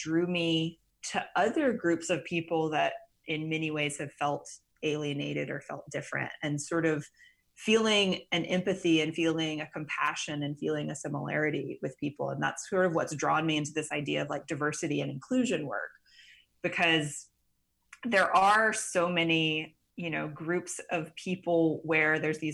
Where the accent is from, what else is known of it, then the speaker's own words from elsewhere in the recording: Mississippi Gulf Coast, South Mississippi, United States; now in New Orleans, United States; I grew up in South Mississippi on the Mississippi Gulf Coast